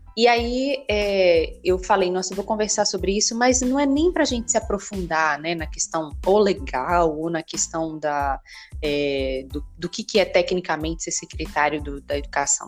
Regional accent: Recife, Pernambuco, Brazil; moved away; also born or lived in Belo Horizonte; eu nasci em, em Recife, né, no estado de Pernambuco. E a Universidade Federal de Pernambuco ela é muito grande. Ela era um pouco distante de onde eu morava

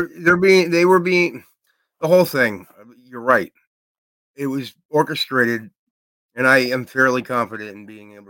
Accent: Massachusetts, United States; I'm from Massachusetts, so I can't throw a stone.

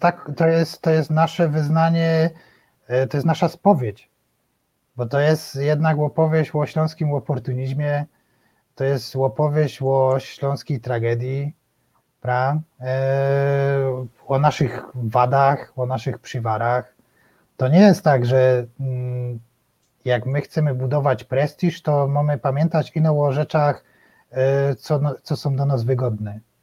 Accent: Silesian Voivodeship, Poland; my Ślązacy

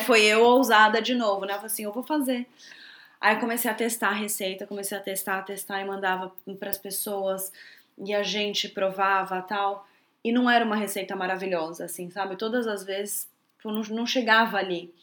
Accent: São Paulo, Brazil; also born or lived in Bahia / New Zealand; eu nasci na Bahia, né? Então eu cresci dentro de restaurante e tudo mais. Só que logo eu fui para São Paulo, minha mãe é de São Paulo, e, e lá ela queria que eu estudasse normal

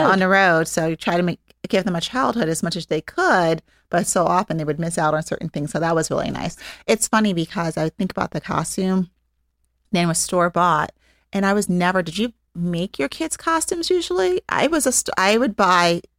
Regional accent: New York City, New York, United States; I grew up in New York City and lived in an apartment building

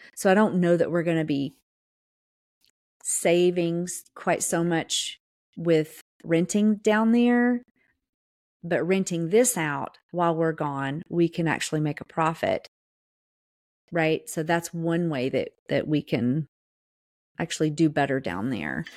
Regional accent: the South, United States; accent: Southern; I'm from the South.

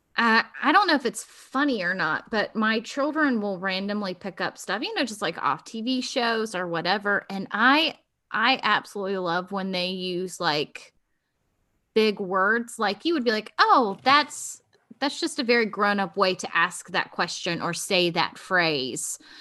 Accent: Virginia Beach, Virginia, United States; I was born in Virginia Beach

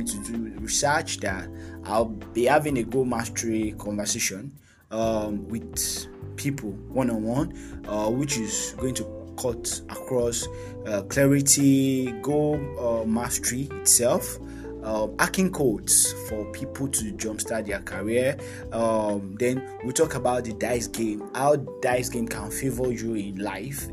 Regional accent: Nigeria; I'm from Nigeria, and I'm a Nigerian. I'm a Yoruba guy

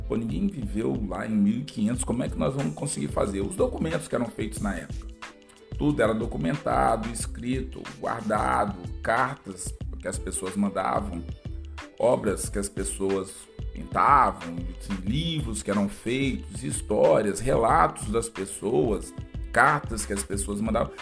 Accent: Espírito Santo, Brazil; falar sobre um pouquinho sobre a minha terra

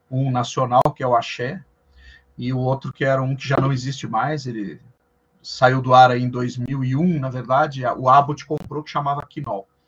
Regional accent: Passo Fundo, Rio Grande do Sul, Brazil; now in São Paulo, Brazil; eu sou gaúcho de Passo Fundo, no Rio Grande do Sul. Olha só. E moro em São Paulo já há mais de 23 anos, então por isso que o sotaque não é tão, tão acentuado assim.

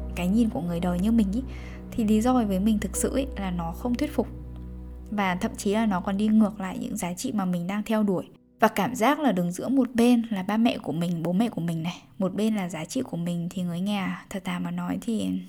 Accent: Bac Ninh, Vietnam; moved away; quê bắc ninh

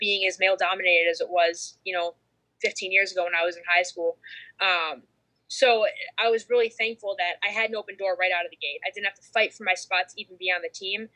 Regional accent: Canton, Michigan, United States; I grew up in Michigan in Canton, right outside of Detroit.

